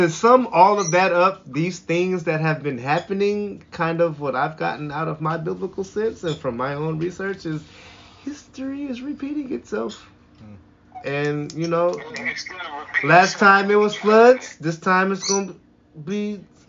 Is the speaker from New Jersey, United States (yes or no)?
no; Seattle, Washington, United States; I told them one word. Where are you from? Seattle. Oh, he little Cincinnati.